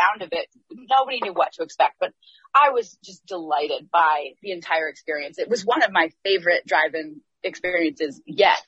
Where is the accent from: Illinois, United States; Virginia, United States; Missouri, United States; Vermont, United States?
Vermont, United States; Waitsfield; I'm from Waitsfield, Vermont. Actually, technically based in Vermont. It's the Mad River Valley. It's a community of artists and creative types, but also ski bums. And it's a really, really wonderful community to grow up in.